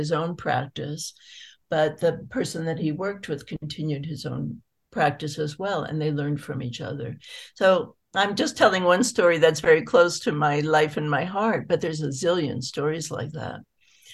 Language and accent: English; San Francisco Bay Area, California, United States; I grew up in the San Francisco Bay Area